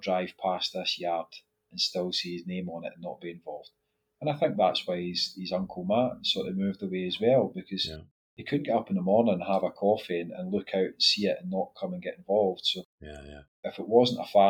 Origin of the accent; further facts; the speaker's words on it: Scotland, United Kingdom; we're Scottish